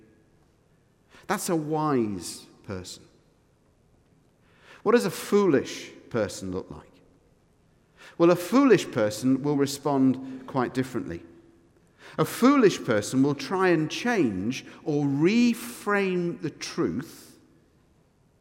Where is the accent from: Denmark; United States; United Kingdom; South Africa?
United Kingdom; now in Edinburgh, United Kingdom; we're British, because we live in Edinburgh